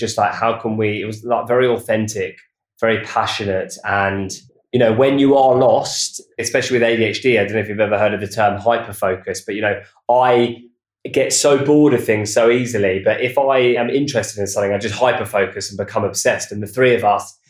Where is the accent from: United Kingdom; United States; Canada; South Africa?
United Kingdom; Watford, East of England; moved away as an adult; now in London, United Kingdom; We grew up in near Watford in Hertfordshire